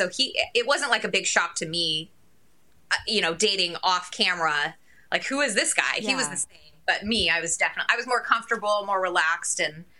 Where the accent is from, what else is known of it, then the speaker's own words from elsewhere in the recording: Michigan, United States; moved away as an adult; now in Seattle, United States; I am from Michigan, so I had moved away from my family the minute I left for college.